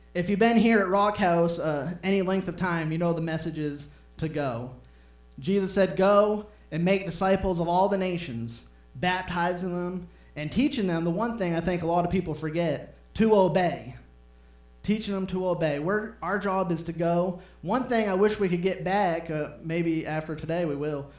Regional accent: Maine, United States; moved away; I'm from Maine

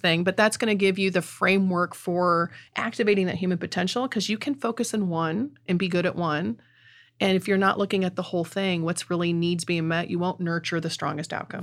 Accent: Middle Missouri, United States; accent: Middle Missouri; South City German accent; also born or lived in St. Louis; Middle Missouri accent

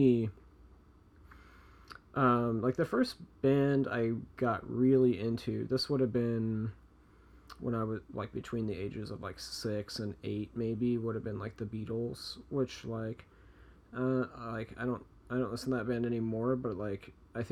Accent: Chicago, Illinois, United States; I grew up in Chicago

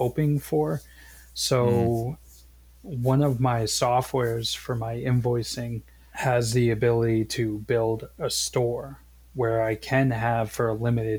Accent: Boston, Massachusetts, United States; moved away; also born or lived in Maine; I'm originally from Boston.

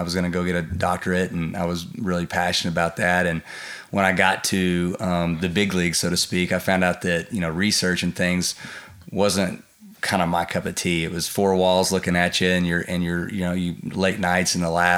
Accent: Del City, Oklahoma, United States; I grew up in Dale City, actually across from Tinker Air Force Base.

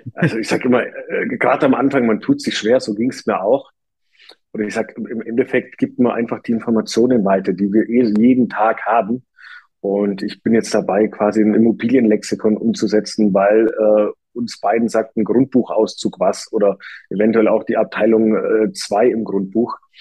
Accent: Germany; bei uns in Deutschland

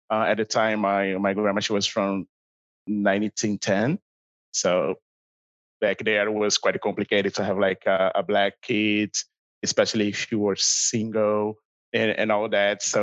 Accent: Rio de Janeiro, Brazil; English is a second language; moved away as an adult; So I'm original from Brazil, Rio, especially, or for everyone who speaks Portuguese, Rio de Janeiro.

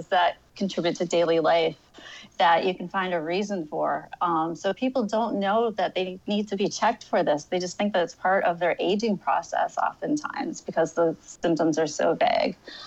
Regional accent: Connecticut, United States; I'm from Connecticut. I've lived here my whole entire life

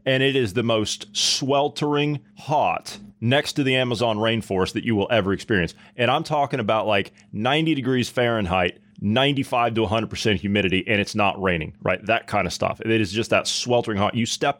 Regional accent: Ohio, United States; I come from Ohio, okay? We got a lot of cows in Ohio, right? And it is the part of the state that I come from, it is extremely hot in the summer, right?

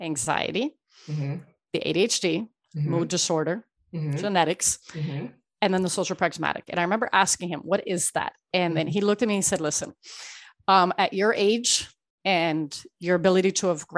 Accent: Miami, Florida, United States; also born or lived in Ecuador; I was born in Ecuador, raised in Miami

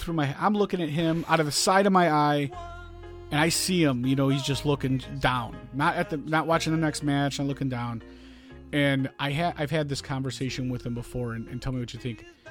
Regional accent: Chicago, Illinois, United States; growing up in Chicago

